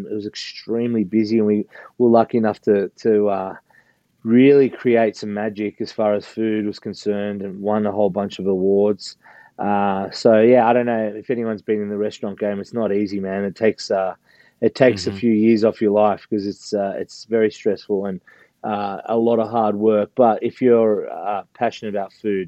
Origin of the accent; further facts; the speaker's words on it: Australia; accent: Australian; moved away as an adult; now in United States; As you can hear, I've got an Australian accent. So I'm originally from Australia. And now I live in the States